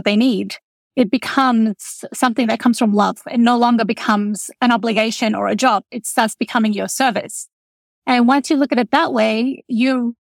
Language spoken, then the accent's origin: English; Australia; moved away as an adult; also born or lived in Lebanon; now in Texas, United States; I grew up in Australia. I am the youngest of eight children. My parents migrated from Lebanon